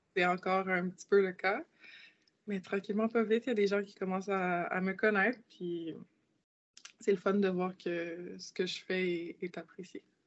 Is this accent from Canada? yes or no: yes; Quebec, Canada; Je suis née au Québec. Donc, j'ai grandi euh, toute ma vie ici.